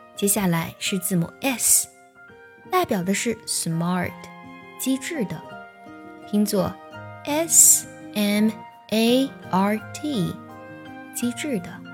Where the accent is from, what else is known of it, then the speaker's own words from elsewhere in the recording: China; 作为中国人，我非常地骄傲